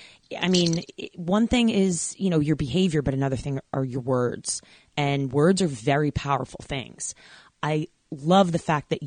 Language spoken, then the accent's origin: English; New York, United States; And I grew up in New York, so, you know, diversity central